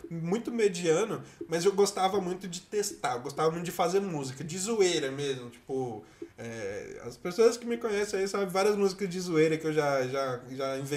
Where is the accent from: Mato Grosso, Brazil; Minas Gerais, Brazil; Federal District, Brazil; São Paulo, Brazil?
Federal District, Brazil; Brasília; meu ápice de candango